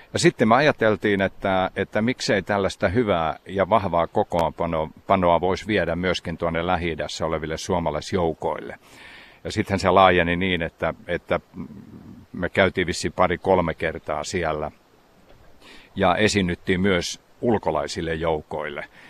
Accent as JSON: {"language": "Finnish", "town": "Savitaipale", "region": "South Karelia", "country": "Finland", "tie": "born or raised there", "moved": "yes", "said": "Kuivasen kylä on mun kotikylä ja siinä ihan keskellä kylää on on maatila, talo, mistä mä olen lähtöisin."}